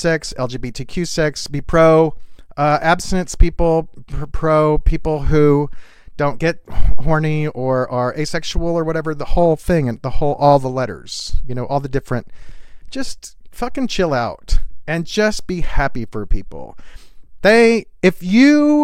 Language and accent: English; the South, United States; I grew up in the South, and in the South, back when I was a kid